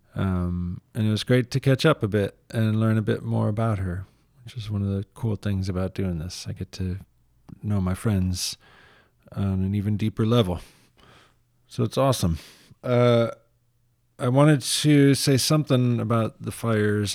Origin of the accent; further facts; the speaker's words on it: Michigan, United States; now in San Francisco, United States; I grew up in Michigan where diversity was more apparent